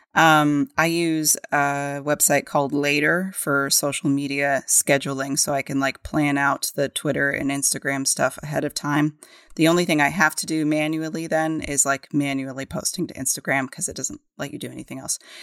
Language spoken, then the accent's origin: English; New Mexico, United States; we grew up in New Mexico